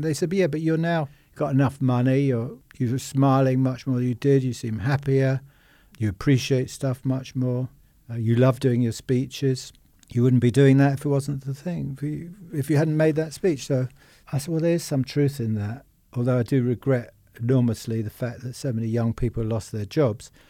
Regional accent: Richmond, London, United Kingdom; I was born in Richmond, uh, above our first shop.

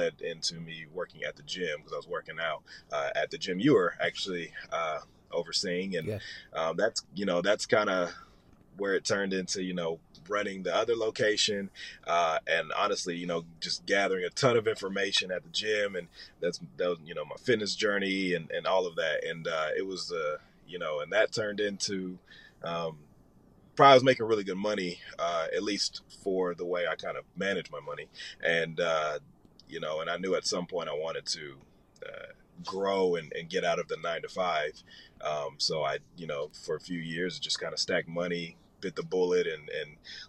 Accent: Nashville, Tennessee, United States; moved away as an adult; also born or lived in Los Angeles; now in Atlanta, United States; originally born in Los Angeles. I grew up in Nashville

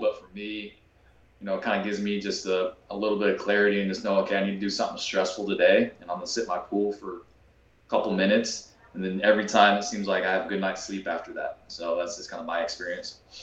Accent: Kansas, United States; I grew up in Kansas

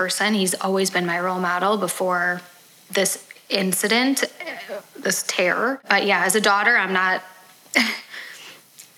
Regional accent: Highland Park, Illinois, United States; I grew up in Highland Park

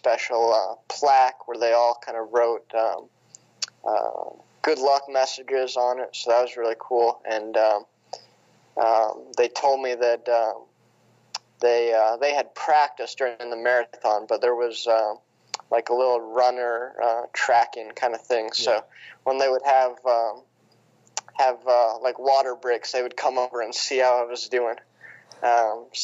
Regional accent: West Lafayette, Indiana, United States; now in Bloomington, United States; I grew up in West Lafayette, so I grew up as a Purdue fan

